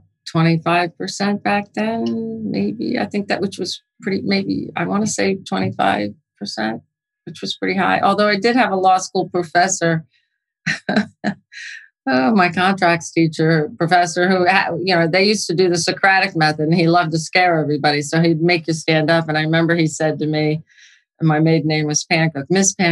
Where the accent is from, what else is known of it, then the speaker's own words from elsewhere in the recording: New York, United States; also born or lived in New Jersey; I'm from New York, actually, so I shouldn't call myself a Jersey girl. But I'm from the Northeast